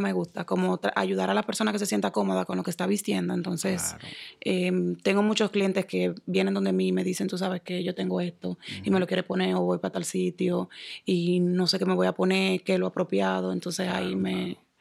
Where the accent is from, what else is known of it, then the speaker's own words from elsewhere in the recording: Santo Domingo, Distrito Nacional, Dominican Republic; moved away as an adult; also born or lived in New York; now in Boston, United States; Yo soy dominicana, nací en Santo Domingo, en el Distrito Nacional